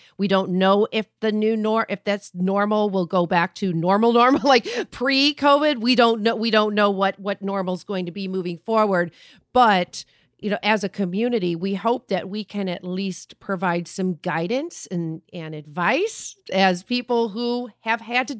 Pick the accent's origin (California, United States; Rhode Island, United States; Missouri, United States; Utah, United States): Missouri, United States; Hey, I'm from Missouri. I'm in St. Louis right now.